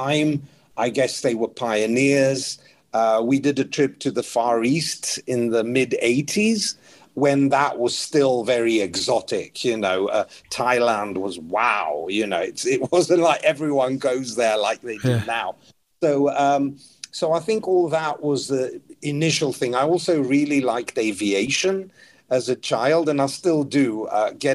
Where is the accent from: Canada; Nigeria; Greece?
Greece; now in United Kingdom; I was born in the UK, but I grew up in Greece